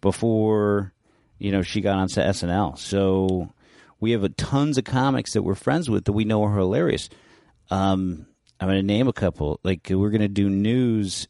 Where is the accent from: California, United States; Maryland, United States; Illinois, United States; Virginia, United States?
California, United States; San Francisco; I grew up in San Francisco in North Beach